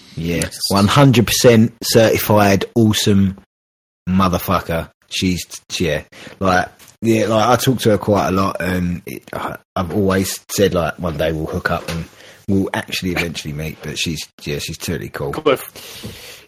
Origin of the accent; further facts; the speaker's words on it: England, United Kingdom; I'm a terrible Englishman